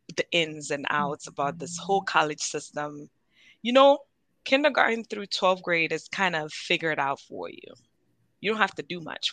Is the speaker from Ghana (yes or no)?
yes; Ghana; now in United States; I'm Ghanaian